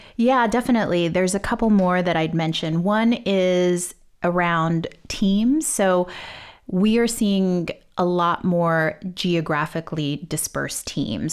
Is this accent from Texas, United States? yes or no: yes; Texas, United States; I grew up in Texas